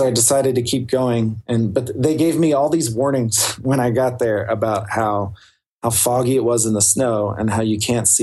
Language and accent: English; the South, United States; I'm from the South. I live in Appalachia